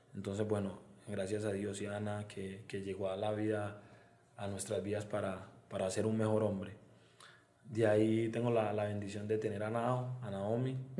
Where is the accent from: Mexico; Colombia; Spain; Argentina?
Colombia; Medellín, Antioquia; moved away as an adult; now in San Cristóbal, Venezuela; soy exactamente de Belén. Vivo en un barrio que se llama Belén, eh, es un barrio muy grande. Y bueno, ahí, ahí, ahí estoy desde los 8 o 9 años